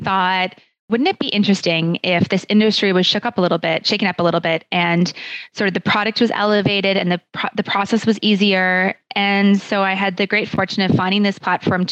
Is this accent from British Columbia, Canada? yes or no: no; Calgary, Alberta, Canada; moved away as an adult; also born or lived in Kingston, Ontario / Toronto; I was born and raised in Calgary in the Southwest